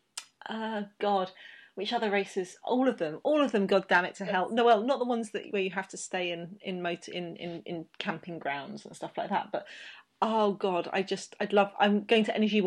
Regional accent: England, United Kingdom

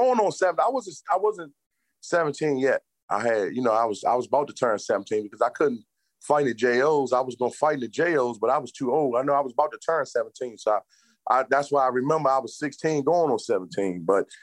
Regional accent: Washington, District of Columbia, United States; now in Maryland, United States; I'm from Washington, D.C. I'm Washingtonian. I live in Maryland now, but I was born and raised in Washington, D.C.

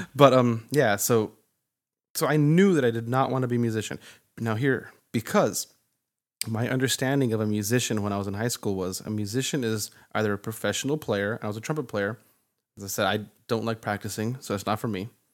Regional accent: Santa Fe, New Mexico, United States; growing up in Santa Fe

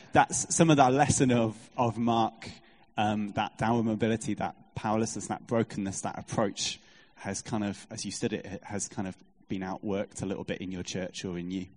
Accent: Lancaster, North West England, United Kingdom; from Lancaster.

